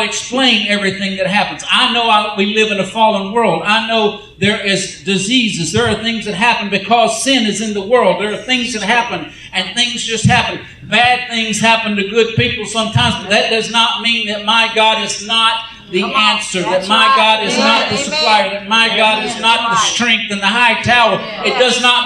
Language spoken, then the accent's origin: English; United States; I'm from America